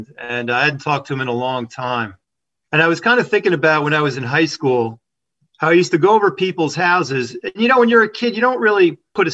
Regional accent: Paramus, New Jersey, United States; also born or lived in Hackensack, New Jersey; I was a Bergen County kid. By the time when I was, I think, two, maybe three, we moved to Paramus. And that's where I spent most of my life up until college.

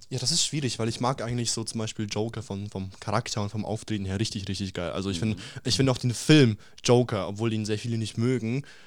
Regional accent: Russia; ich bin Russe

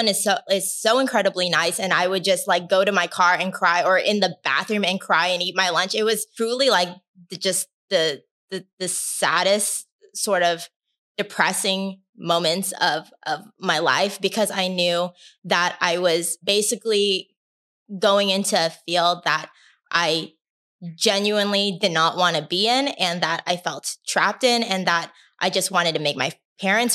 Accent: Anaheim, California, United States; I grew up in Anaheim. And Anaheim is in Orange County

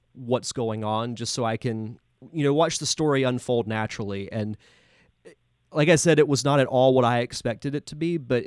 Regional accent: Pensacola, Florida, United States; I'm from Pensacola

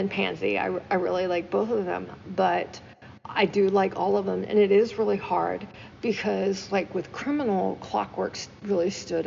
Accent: United States; I am American

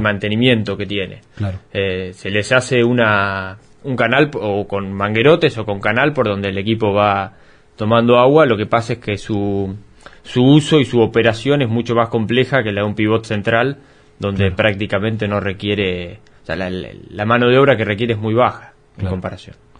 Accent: Coronel Suárez, Buenos Aires Province, Argentina; yo soy de acá de Colón Suárez

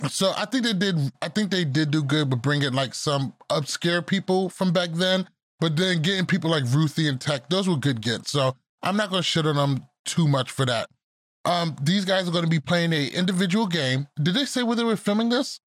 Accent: Roosevelt, New York, United States; moved away; I'm from Roosevelt, New York. Our high school is called the Roosevelt Rough Riders

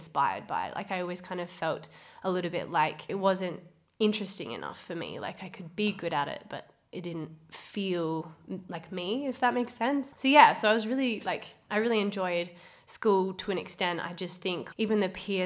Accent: Perth, Western Australia, Australia; born or raised there; also born or lived in Cocos (Keeling) Islands / Scarborough

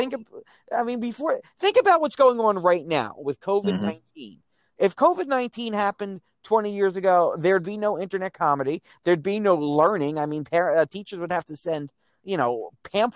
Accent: United States; I'm growing up in Reagan's United States

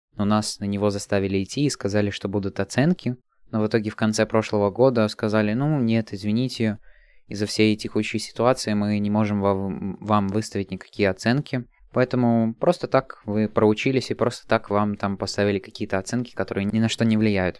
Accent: Latvia; подросток из Латвии

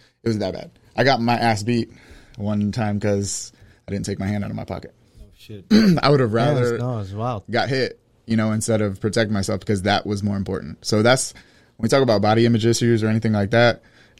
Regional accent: Pompano Beach, Florida, United States; In Pompano.

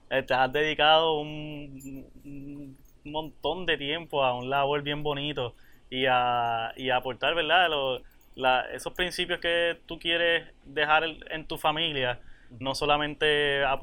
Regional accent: Puerto Rico; esos rasgos que nos identifican como puertorriqueños, los vas a tener sea

